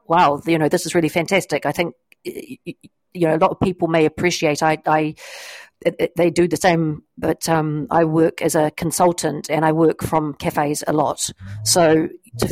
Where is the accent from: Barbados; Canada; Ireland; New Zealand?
New Zealand; also born or lived in New York, United States / Nashville, United States / Belsize, England; now in St Albans, United Kingdom; I am a Kiwi, but I came to St Albans via the United States.